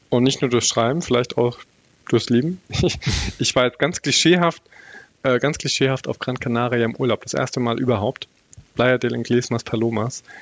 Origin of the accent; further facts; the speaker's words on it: Bavaria, Germany; äh, für mich als Bayer ist es immer auch harter Tobak